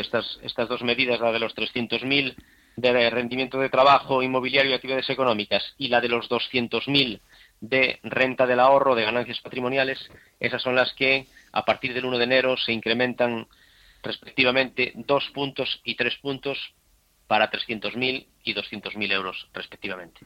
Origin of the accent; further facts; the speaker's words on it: Spain; como españoles